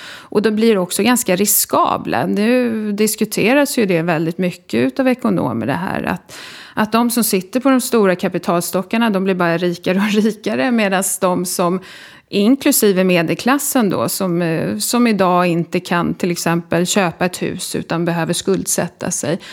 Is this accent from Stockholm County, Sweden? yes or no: yes; Solna, Stockholm County, Sweden; also born or lived in Sundbyberg; Jag är född i Stockholm och uppvuxen i Solna